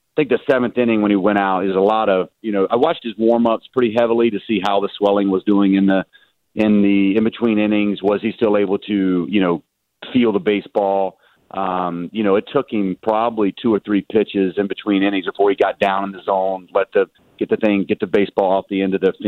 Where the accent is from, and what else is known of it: the South, United States